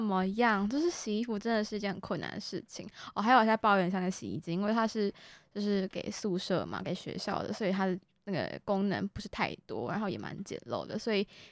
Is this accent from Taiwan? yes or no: yes; Kaohsiung, Taiwan; moved away as an adult; now in Taipei, Taiwan; 我们都是从高雄上来的学生